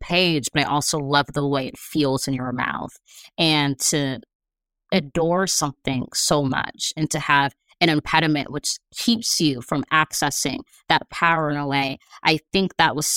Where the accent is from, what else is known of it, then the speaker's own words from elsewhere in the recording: Los Angeles, California, United States; I'm from